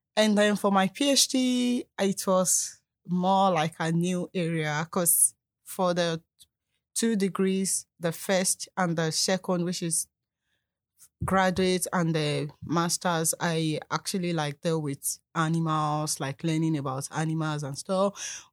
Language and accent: English; Nigeria; moved away as an adult; also born or lived in South Africa; now in Canada; I'm a Nigerian